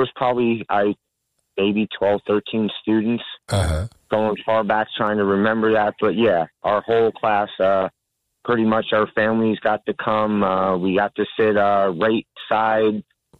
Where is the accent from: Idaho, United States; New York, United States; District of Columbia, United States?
New York, United States; New York City; moved away; 1979, I grew up in Bell Harbor, New York.